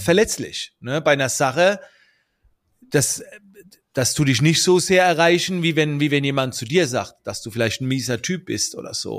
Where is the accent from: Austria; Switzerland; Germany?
Germany; also born or lived in United States; I'm from Germany.